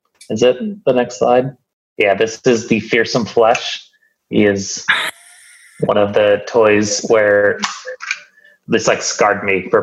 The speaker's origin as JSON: {"language": "English", "region": "Washington", "country": "United States", "tie": "born or raised there"}